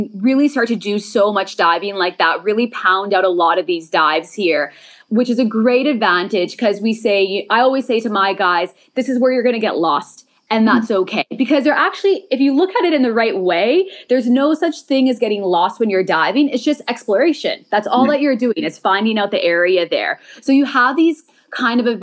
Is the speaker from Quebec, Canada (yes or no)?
yes; Montreal, Quebec, Canada; moved away as an adult; now in Thailand; I'm from Montreal, Canada. I've now been living out in Thailand for about 7 years.